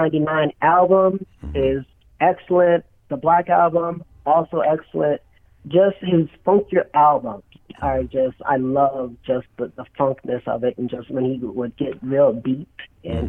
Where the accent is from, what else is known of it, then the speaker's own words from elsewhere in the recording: Utica, New York, United States; now in Phoenix, United States; I was born in Utica, New York